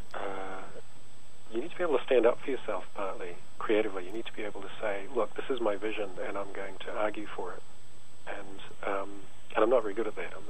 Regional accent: New Zealand; growing up in New Zealand

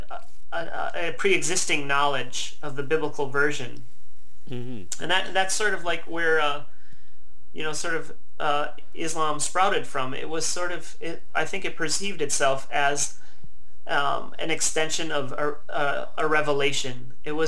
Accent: Midwest, United States; moved away as an adult; also born or lived in Milwaukee, Wisconsin / Portland; In being American and coming from and living in such a privileged sort of country

